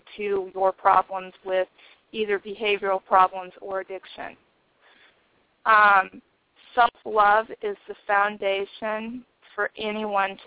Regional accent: Nebraska, United States; I am from Nebraska

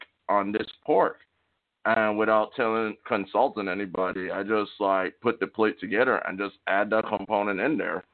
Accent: St. Croix, U.S. Virgin Islands; moved away as an adult; now in Tulsa, United States; I'm from St. Croix, man. St. Croix, Virgin Islands. Born and raised on the east side, Estate St. John's, with my grandma and my mom

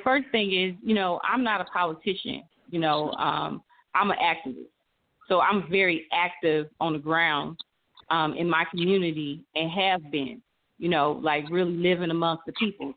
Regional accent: St. Louis, Missouri, United States; I grew up in St. Louis, Missouri, um, born and raised

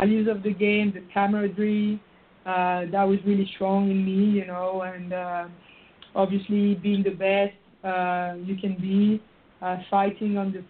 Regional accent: France; moved away as an adult; now in United States

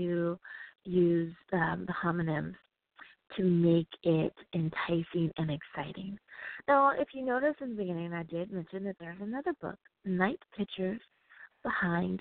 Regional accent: United States; I do love my home country so much

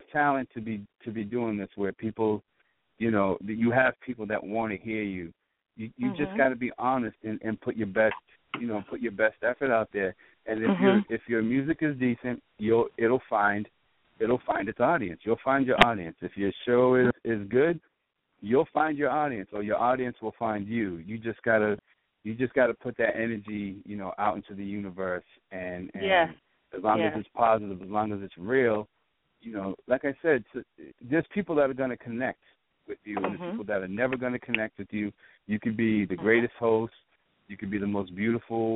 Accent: Boston, Massachusetts, United States; accent: Boston; my horrible Boston accent

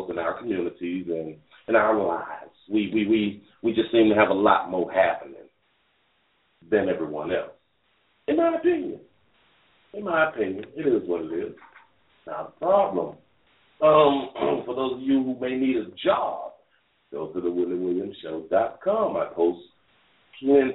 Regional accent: Dade County, Florida, United States; I'm from Dade County

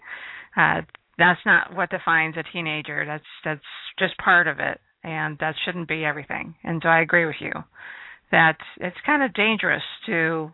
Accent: Arizona, United States; I'm from Arizona

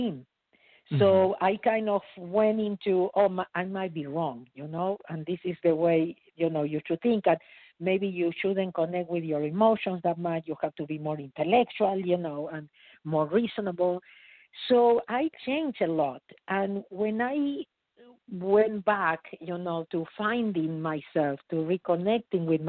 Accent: Argentina; moved away as an adult; now in United States; I was born in Argentina. I immigrated to United States in 1983, so 37 years ago

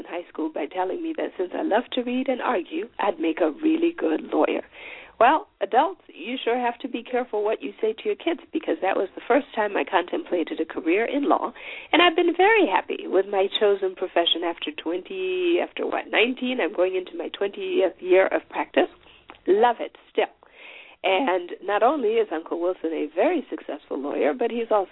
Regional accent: Chipinge, Manicaland, Zimbabwe; moved away; Chipinge, which is the City, the little town where I was born on the Eastern Islands.

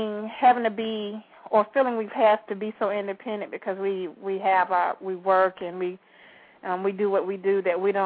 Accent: Valdosta, Georgia, United States; I'm from Valdosta

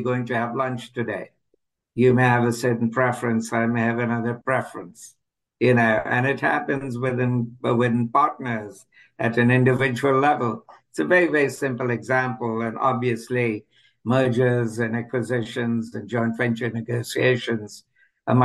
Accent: India; moved away as an adult; also born or lived in England; now in United States; I'm originally from India. I first left for England when I was in the mid-20s, and then I moved on to the US.

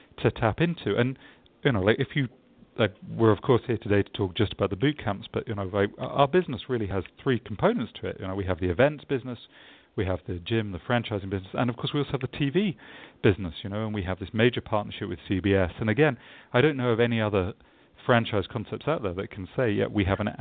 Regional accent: England, United Kingdom; also born or lived in London, England; I'm English, so I always get this feedback when I'm in the States that I don't sound energetic or positive enough.

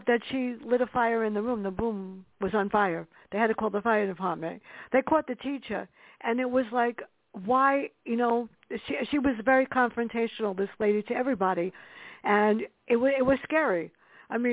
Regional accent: New York City, New York, United States; I grew up in the South Bronx

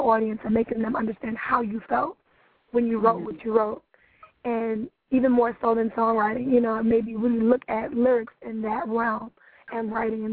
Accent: New York City, New York, United States; I'm from Brooklyn, New York. Very proud of the fact that I'm from Brooklyn. More specifically, East Flatbush, which is kind of the Little West Indies of Brooklyn. I'm of Trinidadian descent, so definitely represent that as well. But, yeah, I'm a New York native, born and raised.

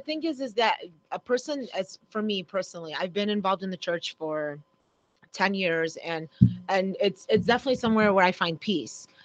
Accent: Oak Park, United States; growing up in Oak Park

